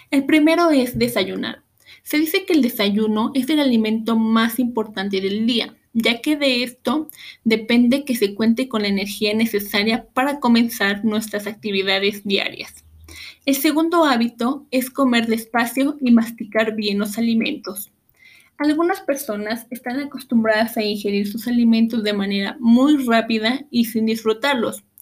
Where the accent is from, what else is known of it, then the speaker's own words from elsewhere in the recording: Mexico; como mexicanos debemos conocer las guías de alimentación, así como la guía de hidratación. En nuestro país, estas guías se conocen como el plato del bien comer